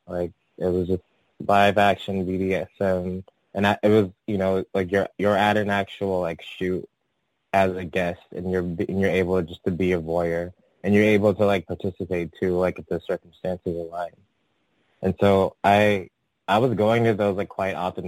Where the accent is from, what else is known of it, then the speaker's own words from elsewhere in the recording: San Francisco, California, United States; also born or lived in Atlanta, Georgia; I'm from San Francisco. Um, I was actually born I was actually born in in Atlanta, Georgia, and I moved to San Francisco when I was like still a toddler, like three or four